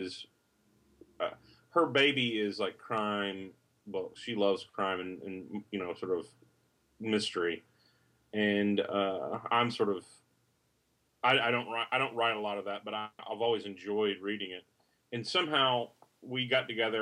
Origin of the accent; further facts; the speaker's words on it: the South, Southern United States, United States; accent: Southern; my Southern accent